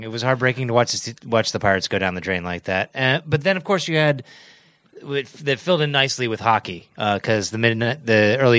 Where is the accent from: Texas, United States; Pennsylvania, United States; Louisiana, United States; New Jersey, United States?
Pennsylvania, United States; Pittsburgh; also born or lived in Toronto; I wasn't born in Pittsburgh. I was actually born in Toronto, but don't hold that against me. But I actually moved to Pittsburgh when I was a year old. So essentially I was born and raised in Pittsburgh.